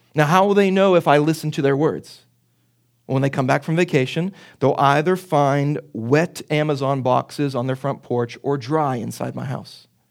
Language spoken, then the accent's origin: English; Pittsburgh, Pennsylvania, United States; accent: Pittsburgh; my Pittsburgh accent